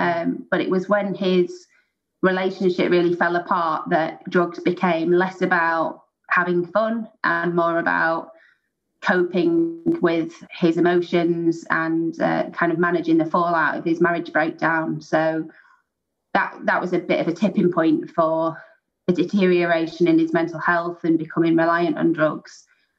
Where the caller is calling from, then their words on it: Merseyside, North West England, United Kingdom; I'm calling from England. So I'm based in Merseyside in the United Kingdom.